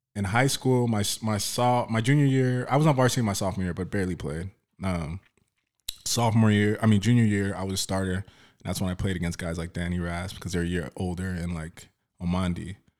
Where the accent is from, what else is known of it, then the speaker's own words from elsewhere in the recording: Oxnard, California, United States; when I grew up in, in, uh, Oxnard, South Oxnard